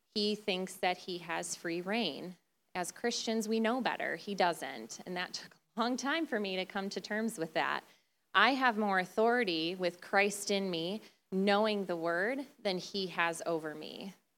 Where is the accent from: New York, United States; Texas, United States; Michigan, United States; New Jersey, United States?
Michigan, United States; Detroit; moved away as an adult; now in West Michigan, United States; Originally, we're from the Detroit area